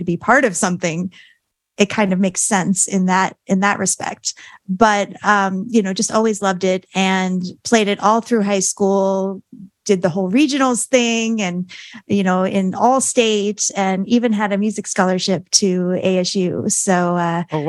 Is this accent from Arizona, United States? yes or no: yes; Arizona, United States; also born or lived in Staten Island, New York / Gilbert, Arizona; I call myself a native Arizonan because I moved here from Staten Island, New York when I was 5.